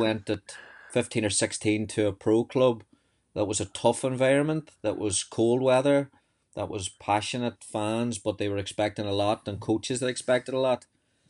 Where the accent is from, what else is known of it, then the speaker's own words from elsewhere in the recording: County Tyrone, Northern Ireland, United Kingdom; moved away as an adult; also born or lived in North Carolina, United States; I moved away from County Tyrone, similar to yourself, when I was 18